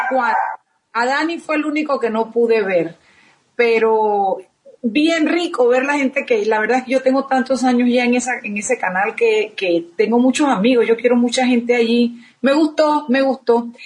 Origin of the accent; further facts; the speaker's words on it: Panama; los panameños